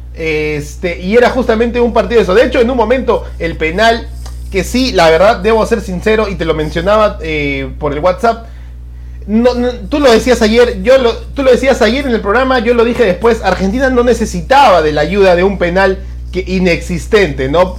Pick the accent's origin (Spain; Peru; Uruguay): Peru; como peruanos